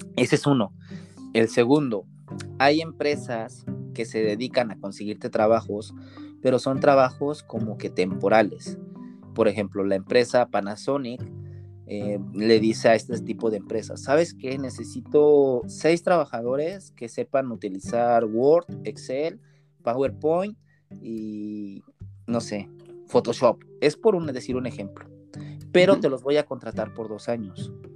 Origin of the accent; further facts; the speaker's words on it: Puebla, Mexico; moved away as an adult; now in Japan; Para la gente que no es de México, poblano, yo soy de la ciudad de Puebla